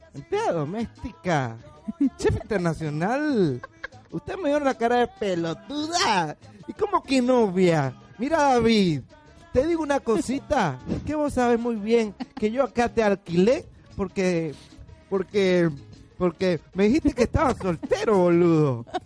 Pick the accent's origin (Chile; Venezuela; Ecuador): Venezuela; eastern Venezuela; accent: oriental; Yo soy oriental y mi acento es